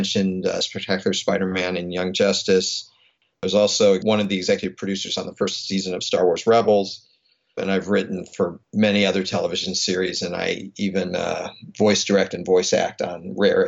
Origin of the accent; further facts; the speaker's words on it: Los Angeles, California, United States; also born or lived in New York; I grew up in Los Angeles